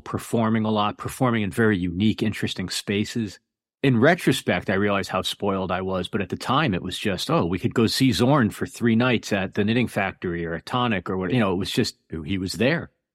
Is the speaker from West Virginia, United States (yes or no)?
no; Connecticut, United States; moved away as an adult; also born or lived in New York City; I grew up on the East Coast of America in Connecticut, and then I spent about 20 years in New York City